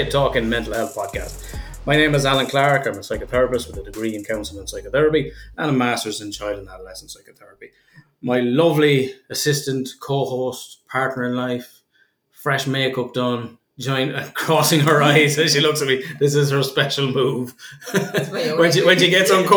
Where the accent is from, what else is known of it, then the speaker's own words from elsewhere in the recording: Kildare, Leinster, Ireland; I'm from Kildare, which is full of horses, and my father was a jockey